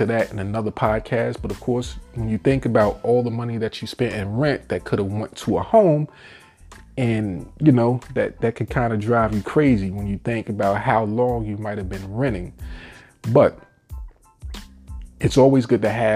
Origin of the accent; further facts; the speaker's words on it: New York, United States; moved away as an adult; now in Virginia, United States; I'm from New York, but I left that money pit about 15 years ago to move down here to Virginia